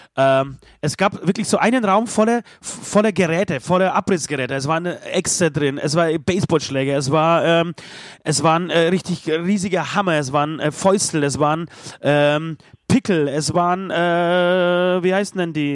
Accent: Poland; moved away; als Pole

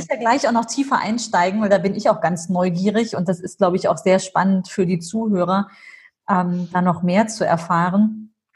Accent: Germany; Ich bin zwar hier mhm. groß geworden in Deutschland, aber immer in den Ferien ging es nach Syrien.

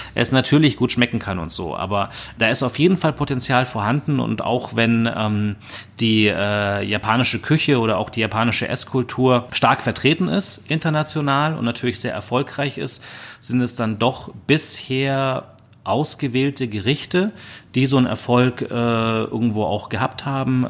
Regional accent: Germany; als äh, Deutsche

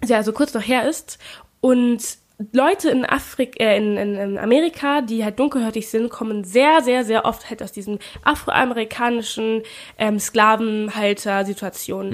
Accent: Germany; first language German; ich bin ja auch in Deutschland geboren

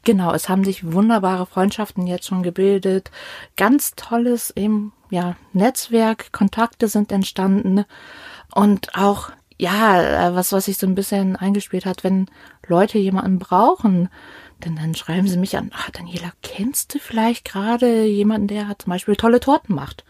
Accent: Northern Germany, Germany; moved away as an adult; now in Mainz, Germany; Ich bin eigentlich Norddeutsche, ähm, sind vor über zehn Jahren ähm, hier runtergezogen

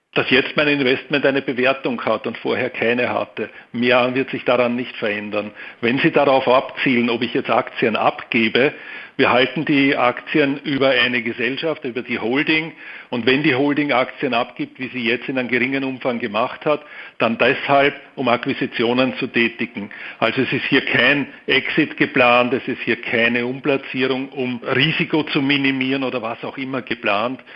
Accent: Austria; also born or lived in Vienna; Ich bin Österreicher mit Wohnsitz in Wien

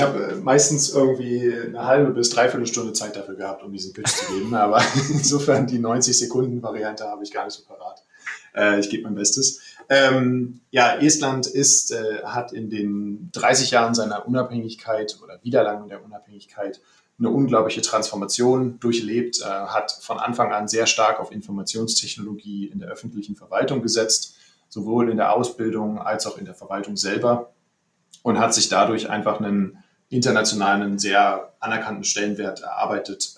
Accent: Berlin, Germany; moved away as an adult; now in Tallinn, Estonia; ich bin gebürtiger Berliner

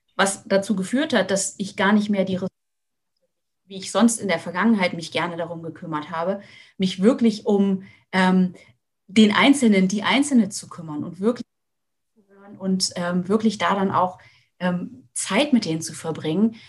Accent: Hesse, Germany; now in Lüneburg Heath, Germany; ich komme komm aus Hessen, vor der, ähm, vor der HR3-Hitparade gesessen

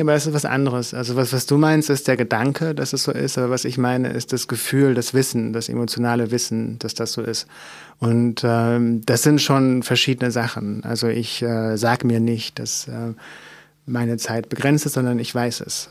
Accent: Mecklenburg Lake District, Mecklenburg-Vorpommern, Germany; ich bin in einem Dorf aufgewachsen, was wirklich sehr klein ist. Ähm, also in Mecklenburg in der Seenplatte

